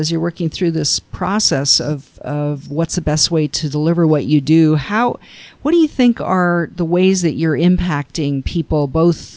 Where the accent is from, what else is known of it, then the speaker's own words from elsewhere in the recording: Canada; I grew up in Canada